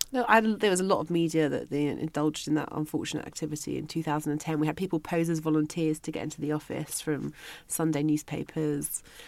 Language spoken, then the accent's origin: English; London, United Kingdom; moved away as an adult; also born or lived in Liverpool; I was originally from London